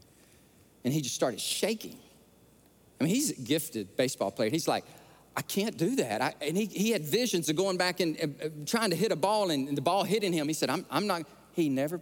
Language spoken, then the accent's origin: English; Alabama, United States; born or raised there